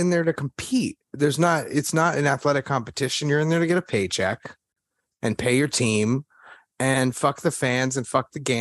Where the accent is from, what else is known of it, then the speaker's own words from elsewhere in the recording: Texas, United States; I'm from Texas